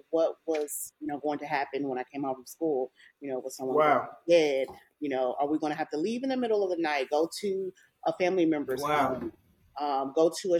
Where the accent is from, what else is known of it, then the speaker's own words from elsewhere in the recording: Channelview, Texas, United States; I'm from Houston, I was, you know, raised in a suburb outside of Houston. It's Channelview